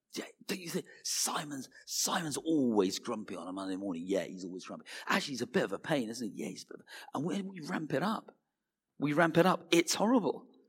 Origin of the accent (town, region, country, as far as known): United Kingdom